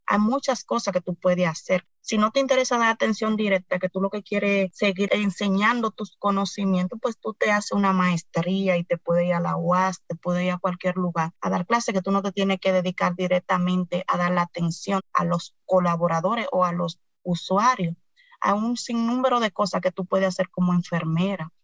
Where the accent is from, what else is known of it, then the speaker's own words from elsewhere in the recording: Cotuí, Sánchez Ramírez, Dominican Republic; soy de Cotuí, provincia Sánchez Ramírez